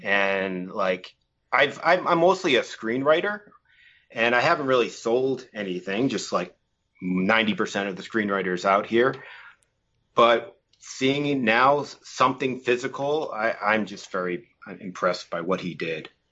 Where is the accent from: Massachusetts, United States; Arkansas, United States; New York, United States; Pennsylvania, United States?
Massachusetts, United States; moved away as an adult; now in Los Angeles, United States; I'm originally from Massachusetts, uh, but I've been living here in L A for about twenty years now